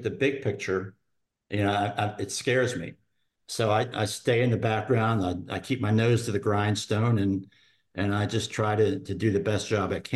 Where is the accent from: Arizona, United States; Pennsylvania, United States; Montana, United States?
Pennsylvania, United States; Philadelphia; also born or lived in Germany; I was raised in Philadelphia, which was, a big city at the time.